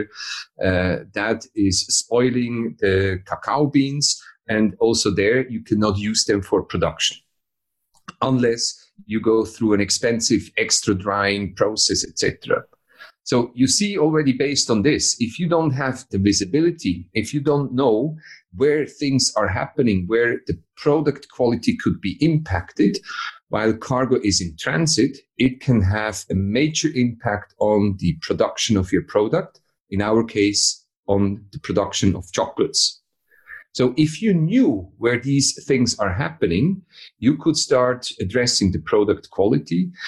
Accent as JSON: {"language": "English", "country": "Switzerland", "said": "I'm from Switzerland."}